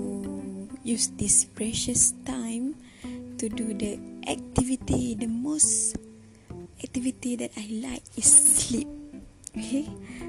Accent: Kedah, Malaysia; English is a second language; moved away as an adult; now in Tanjung Malim, Malaysia; my hometown is in Kedah

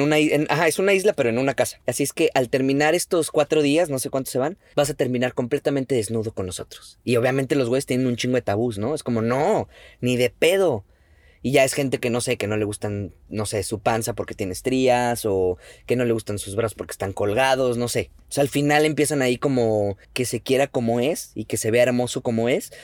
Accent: Mexico; como mexicano

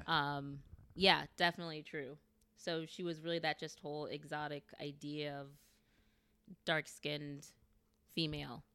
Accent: United States; I love being a African American. I love being American

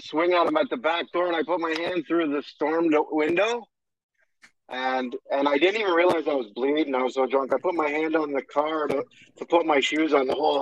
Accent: Hamilton, Ontario, Canada; From Hamilton, Ontario, Canada. Born and raised. Been here my whole life

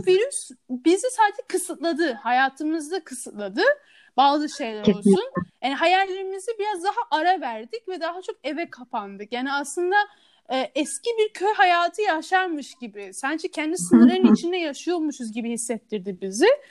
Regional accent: Istanbul, Turkey; also born or lived in Canada; Kanada'da doğdum. 5 yaşına orada yaşadım. Sonra bir ailemle bir karar verip İstanbul'a taşındık ve 5 yaşından beri burada yaşıyorum.

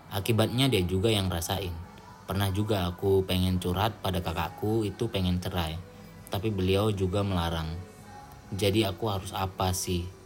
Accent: Medan, North Sumatra, Indonesia; betul aku juga orang Medan ya jadi bukan kasar tapi lebih ke apa ya kita emang belak belakan aja

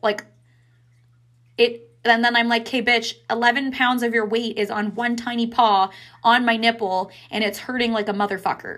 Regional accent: Ottawa, Ontario, Canada; now in Kingston, Canada; I'm from Ottawa

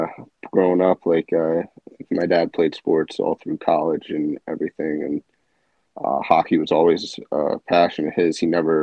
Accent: Highland Falls, New York, United States; also born or lived in Suffern, New York; So, I was born, I think I was born in Suffern, New York, and then lived in Highland Falls, New York, right outside of West Point my entire life to this day. So, Yeah, I've been staying local.

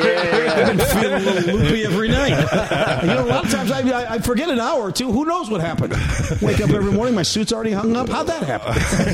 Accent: Des Moines, Iowa, United States; moved away; also born or lived in Chicago; I grew up in Des Moines, Iowa.

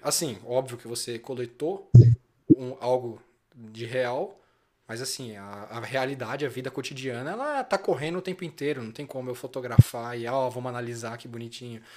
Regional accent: Brazil; com o meu cotidiano mesmo enquanto brasileiro

